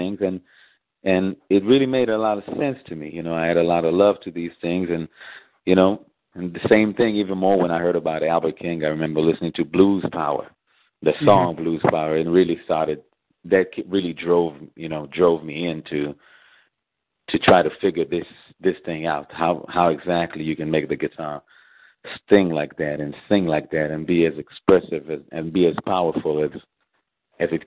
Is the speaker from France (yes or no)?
no; Israel; moved away as an adult; also born or lived in Memphis; now in Chicago, United States; I was actually born and raised in Israel, and I came to America.